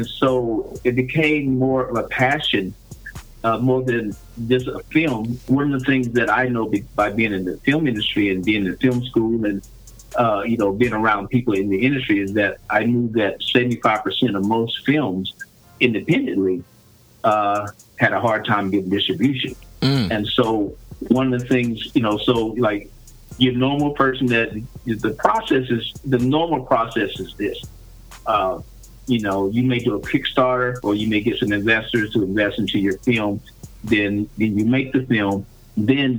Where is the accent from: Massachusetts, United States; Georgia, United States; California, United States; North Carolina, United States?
North Carolina, United States; Charlotte; accent: Southern; moved away; I grew up in Charlotte, North Carolina